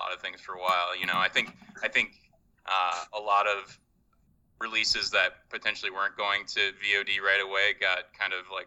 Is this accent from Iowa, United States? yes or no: yes; Dubuque, Iowa, United States; moved away; also born or lived in Chicago; I'm from Eastern Iowa, so Dubuque, Iowa, right on the map where Iowa, Wisconsin, Illinois converge on the Mississippi River. That's kind of my turf, my hometown